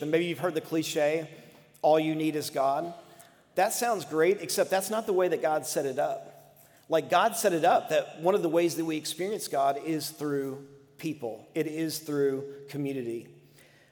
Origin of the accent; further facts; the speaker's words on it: United States; American Christians